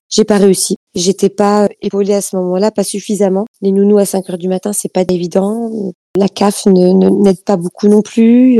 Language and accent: French; Italy; moved away; chez moi en Italie